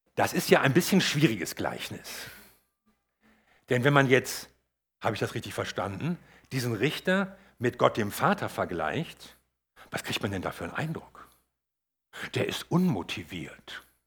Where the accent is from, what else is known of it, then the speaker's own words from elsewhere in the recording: Northern Germany, Germany; für mich als Norddeutscher